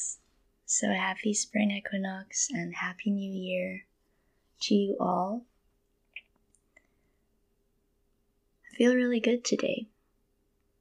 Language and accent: English; Manila, Metro Manila, Philippines; moved away as an adult; also born or lived in Portsmouth, England / London, England; now in Kentucky, United States; I was born and raised in Manila, in the Philippines, and I lived there up until I was 19